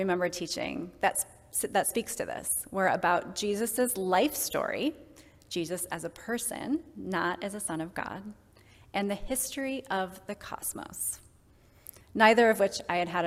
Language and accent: English; Kenosha, Wisconsin, United States; My childhood was spent outside, both in my hometown of Kenosha